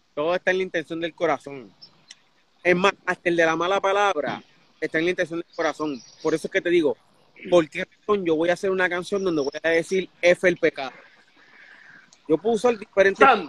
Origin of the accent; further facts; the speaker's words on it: Puerto Rico; now in United States; en Puerto Rico, mi hermano y yo vacilábamos con esa palabra cada rato